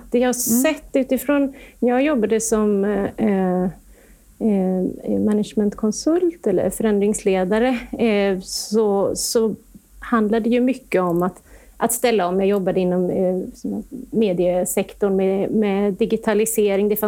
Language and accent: Swedish; Gothenburg, Västra Götaland, Sweden; i Göteborg. Där finns mm. jag allt som oftast, eller i alla fall nu i dessa tider. Ja, så så är det så. Det är min hemort.